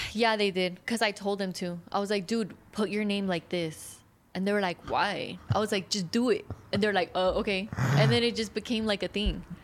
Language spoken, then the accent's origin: English; Riverside, California, United States; first language English; I'm from Riverside.